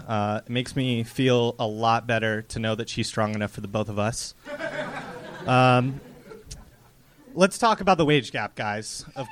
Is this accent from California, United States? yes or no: yes; Moorpark, California, United States; Moorpark. One city further away than the Verzi twins.